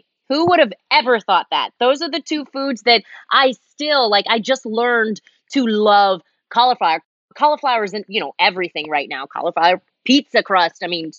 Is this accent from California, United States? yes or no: yes; Los Angeles, California, United States; also born or lived in Germany; now in Northern California, United States; living in Los Angeles, I pretty much grew up there. I was born in Germany, but lived most of my life. I moved there when I was 11, and I just moved away from Los Angeles about 3 years ago.